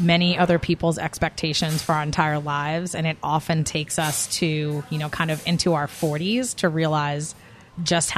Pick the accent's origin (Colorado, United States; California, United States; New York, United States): New York, United States; I'm a New Yorker by, that's where I grew up, and I'm definitely, my New York can come out sometimes